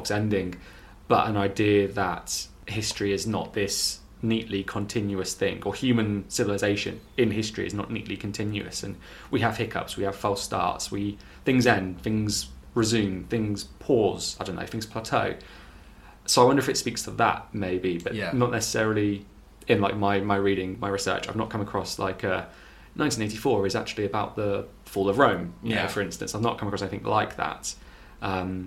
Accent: North Devon, South West England, United Kingdom; I'm from North Devon.

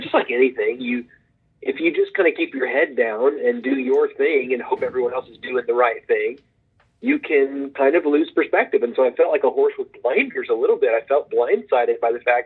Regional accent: Oklahoma, United States; also born or lived in Texas; I grew up in Oklahoma. I grew up in the northeast part of Oklahoma in Green Country.

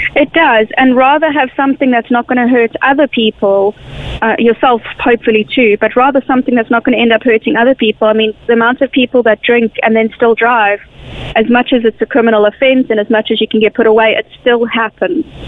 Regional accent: South Africa; now in Ireland; I come from South Africa

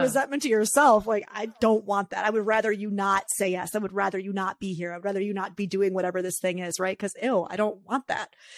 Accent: New York, United States; me as a New Yorker therapist

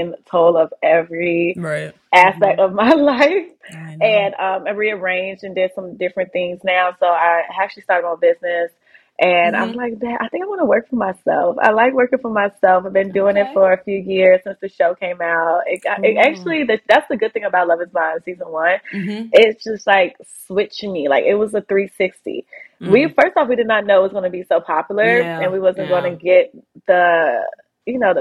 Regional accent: Chicago, Illinois, United States; moved away as an adult; now in Atlanta, United States; I'm originally from Chicago

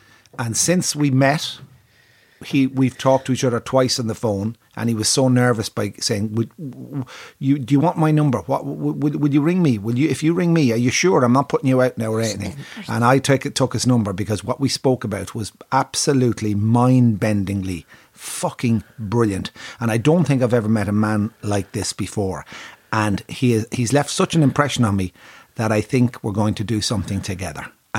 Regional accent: Curragh, County Kildare, Ireland; I said, I was born and bred just from the Curragh.

